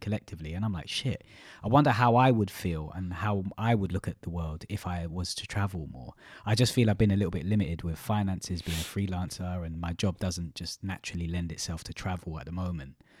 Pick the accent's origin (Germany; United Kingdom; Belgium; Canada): United Kingdom; London; also born or lived in Malaysia; from East London